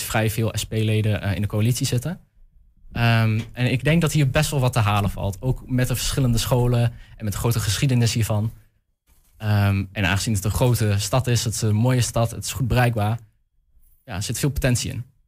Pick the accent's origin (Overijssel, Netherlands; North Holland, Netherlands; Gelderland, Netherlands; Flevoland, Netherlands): Overijssel, Netherlands; Almelo; also born or lived in Hengelo / Enschede; ik kom uit Almelo en Hengelo.